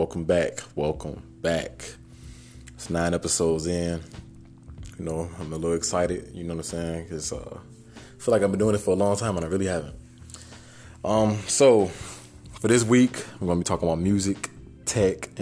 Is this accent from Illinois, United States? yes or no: yes; Chicago, Illinois, United States; I'm from Chicago